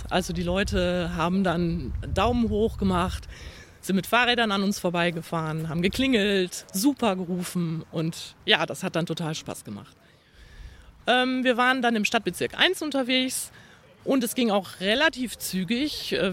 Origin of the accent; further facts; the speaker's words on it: Düsseldorf, North Rhine-Westphalia, Germany; äh, ich komme aus Pempelfort